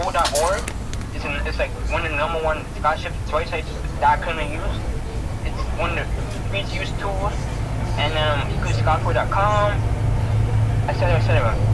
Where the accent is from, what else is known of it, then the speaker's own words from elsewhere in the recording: New York City, New York, United States; I'm from Harlem, New York